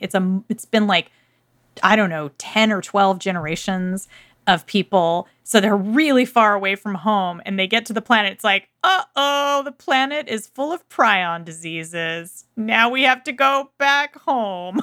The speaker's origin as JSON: {"language": "English", "town": "Irvine", "region": "California", "country": "United States", "tie": "born or raised there", "said": "the city where I grew up in Irvine"}